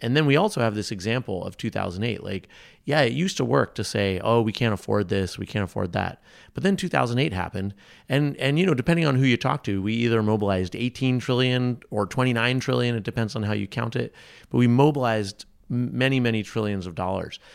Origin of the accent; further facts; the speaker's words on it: New England, United States; I'm from New England.